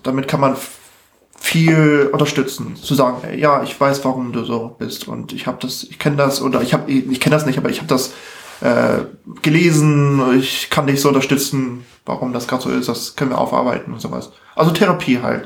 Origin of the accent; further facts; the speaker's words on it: Hamburg, Germany; Ich bin ja in Harburg aufgewachsen.